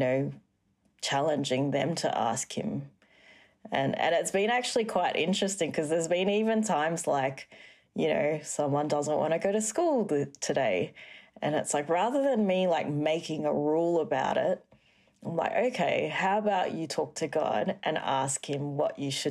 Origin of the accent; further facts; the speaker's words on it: Singapore; growing up in Singapore, it's a very strict kind of country, lots of rules. And so I was brought up in a very strict family as well.